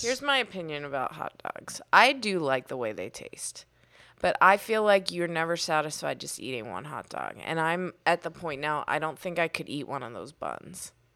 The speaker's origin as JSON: {"language": "English", "town": "Pittsburgh", "region": "Pennsylvania", "country": "United States", "tie": "born or raised there", "said": "I grew up in Pittsburgh."}